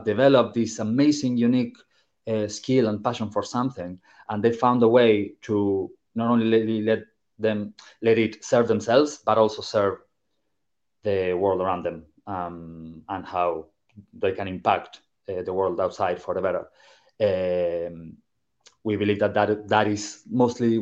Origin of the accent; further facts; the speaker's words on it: Argentina; now in Ireland; did not grow up in Ireland. I am originally from Argentina